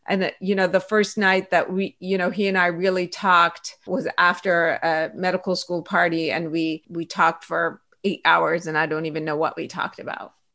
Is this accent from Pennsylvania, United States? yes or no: yes; Pittsburgh, Pennsylvania, United States; English is a second language; moved away as an adult; also born or lived in Iran; now in Los Angeles, United States; that's kind of where I consider my hometown, I would say, is Pittsburgh, Pennsylvania